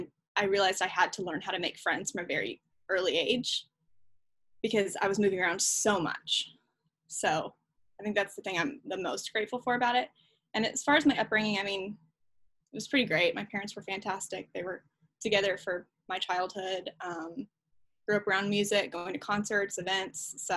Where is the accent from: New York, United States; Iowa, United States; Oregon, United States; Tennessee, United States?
Tennessee, United States; Franklin; moved here to Franklin, Tennessee when I was about 12. My dad started working for labels here. So I grew up in Franklin, which, you know, it's rare to meet people who've been here for 20 plus years.